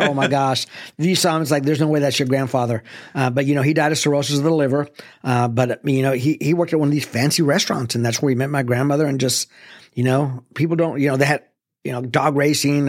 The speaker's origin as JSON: {"language": "English", "town": "El Paso", "region": "Texas", "country": "United States", "tie": "born or raised there", "moved": "yes", "lives_now": "Arlington, United States", "said": "I grew up in the Lower Valley, uh, which is, you know, near Saleta."}